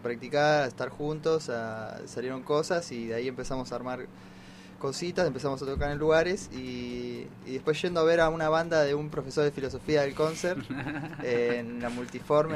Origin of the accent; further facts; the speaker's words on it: Munro, Buenos Aires Province, Argentina; somos del barrio, después nos dimos cuenta, somos los dos de Munro